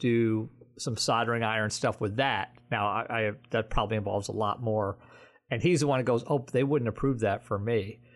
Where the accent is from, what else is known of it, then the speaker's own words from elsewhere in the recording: New Jersey, United States; I'm from New Jersey and not Jewish.